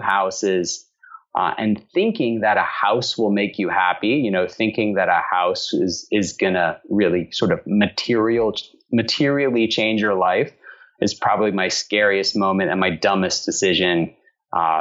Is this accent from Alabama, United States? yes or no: yes; Alabama, United States; moved away as an adult; now in Atlanta, United States; I'm from Alabama originally, and my wife, who is from Connecticut, was very good natured about living in my hometown for 6 years